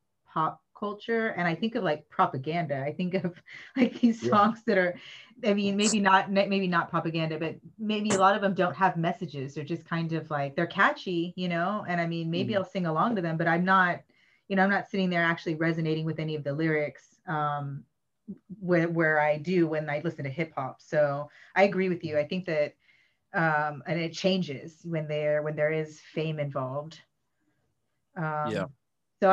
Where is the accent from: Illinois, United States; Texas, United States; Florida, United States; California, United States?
Texas, United States; Austin; now in Spain; I'm from Austin, Texas.